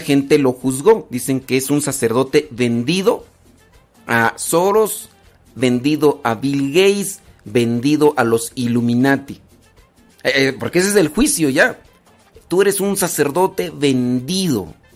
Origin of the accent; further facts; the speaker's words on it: Mexico; yo soy mexicano